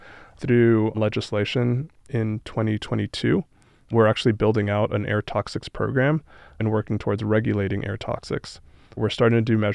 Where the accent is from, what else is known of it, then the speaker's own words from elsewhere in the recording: Los Angeles, California, United States; now in Colorado, United States; I grew up in Southern California, like on the east side of Los Angeles